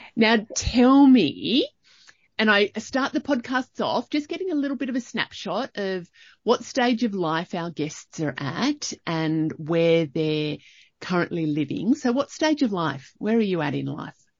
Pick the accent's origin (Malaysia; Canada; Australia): Australia; Young, New South Wales; now in Canberra, Australia; I grew up in Young